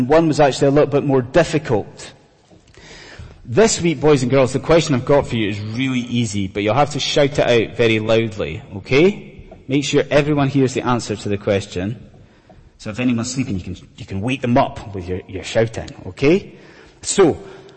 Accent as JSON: {"language": "English", "area": "Scottish Highlands", "region": "Scotland", "country": "United Kingdom", "said": "I'm a Scottish Highlander"}